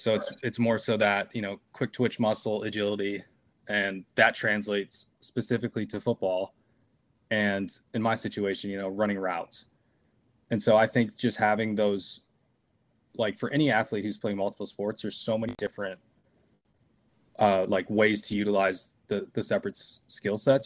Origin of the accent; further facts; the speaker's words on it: Cannon Falls, Minnesota, United States; moved away as an adult; now in Woodbury, United States; I grew up in Cannon Falls